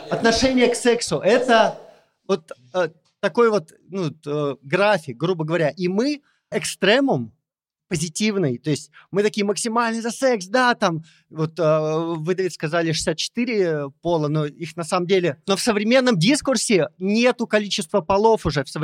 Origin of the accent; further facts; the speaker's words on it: Kemerovo, Kemerovo Oblast, Russia; Я позавчера из Кемерово. Это Сибирь, это... Ну, типа, столица Сибири. И на меня смотрят мои друзья типа детства